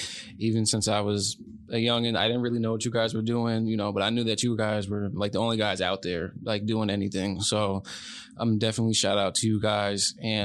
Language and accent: English; Beacon, New York, United States; growing up in Beacon